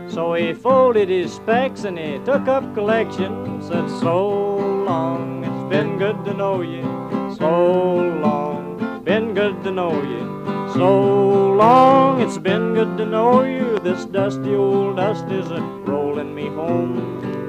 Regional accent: Okemah, Oklahoma, United States; moved away; I was born there in July the 14th, 1912

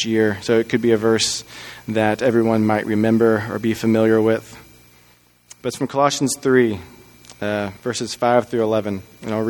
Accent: Texas, United States; moved away; I'm originally from Texas, and I went to the University of Texas in Austin because that's where my parents went to school. We grew up as just a Texas family

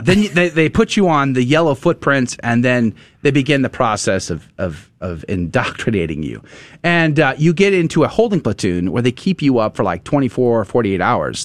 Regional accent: San Antonio, Texas, United States; I grew up in San Antonio, most Hispanic city in, in America

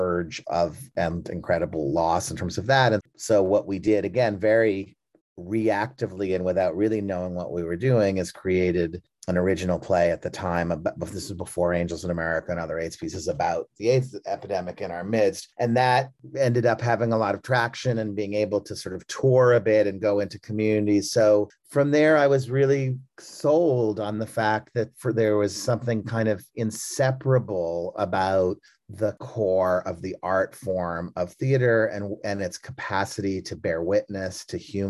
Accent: Brookline, Massachusetts, United States; I was from Brookline, Massachusetts, and I went to Brookline High School

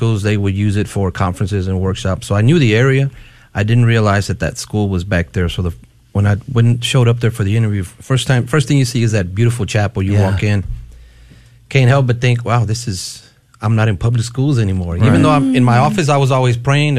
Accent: West Texas, United States; I grew up in West Texas

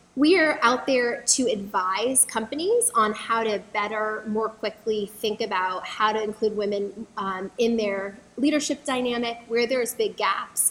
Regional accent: San Diego, California, United States; moved away as an adult; also born or lived in Los Angeles; now in Washington, D.C., United States; I grew up in San Diego, where I um, grew up, and then I went to college in Los Angeles

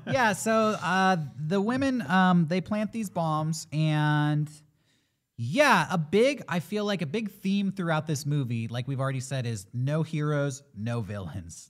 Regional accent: United States; as an American

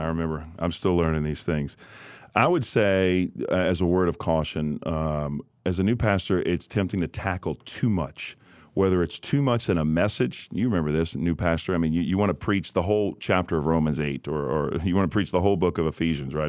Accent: New Orleans, Louisiana, United States; born and raised in New Orleans, Louisiana

